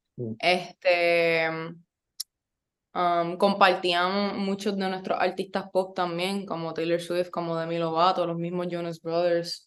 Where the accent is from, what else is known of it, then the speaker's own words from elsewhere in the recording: Yauco, Puerto Rico; moved away as an adult; also born or lived in Ponce / Río Piedras; yo soy de Yauco, del pueblo del café. Este, estudié toda mi vida allí. Nací en Ponce, pero viví, vivo en Yauco, bueno, vivía en Yauco desde que tenía como un año